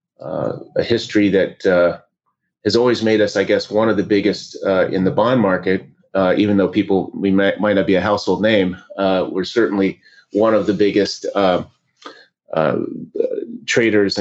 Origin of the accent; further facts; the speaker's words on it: Oregon, United States; grew up in Oregon in a small lumber town